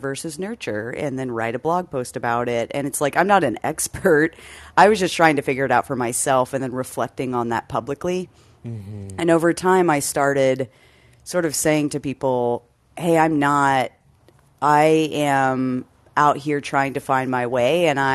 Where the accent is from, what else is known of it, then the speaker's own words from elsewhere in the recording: Texas, United States; I grew up in Texas, and I was in a overwhelmingly white high school